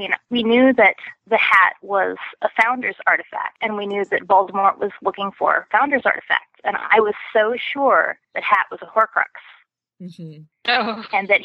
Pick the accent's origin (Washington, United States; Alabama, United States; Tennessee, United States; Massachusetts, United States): Washington, United States; Port Angeles; now in Seattle, United States; I live in the Pacific Northwest, obviously. I grew up in Port Angeles